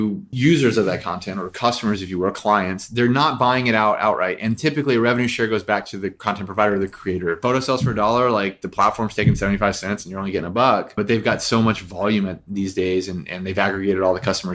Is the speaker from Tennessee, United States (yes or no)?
yes; Nashville, Tennessee, United States; also born or lived in New York; now in Los Angeles, United States; I am from Nashville. My grandfather was a musician all of his life and a music teacher